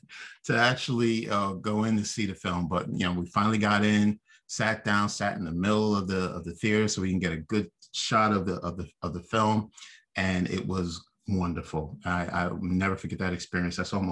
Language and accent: English; New York City, New York, United States; I'm from Brooklyn